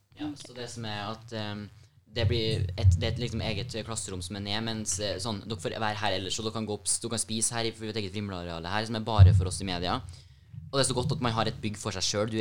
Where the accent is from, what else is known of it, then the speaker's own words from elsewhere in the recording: Hommelvik, Trøndelag, Norway; jeg er jo fra Hummelvika, og har jo dratt helt fra dit for å komme hit på skole